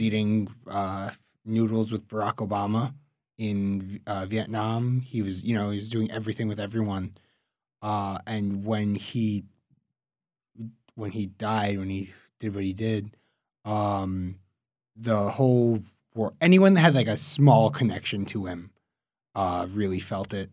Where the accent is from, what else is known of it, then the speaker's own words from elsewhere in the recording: New York City, New York, United States; I'm from Queens, New York